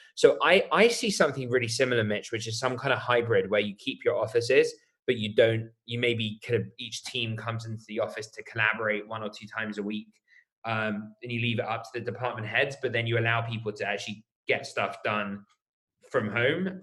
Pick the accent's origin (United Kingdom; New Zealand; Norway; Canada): United Kingdom; accent: British; I'm British, as you can probably tell by my accent.